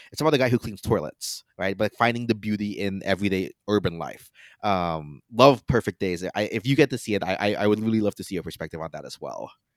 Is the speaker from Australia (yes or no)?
no; Philippines; as a Filipino